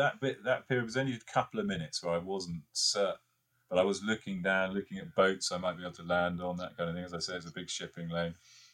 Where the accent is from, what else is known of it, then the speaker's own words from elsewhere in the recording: Isle of Wight, South East England, United Kingdom; I learned to fly on the Isle of Wight, and I grew up on the Isle of Wight, and we still got a family place down there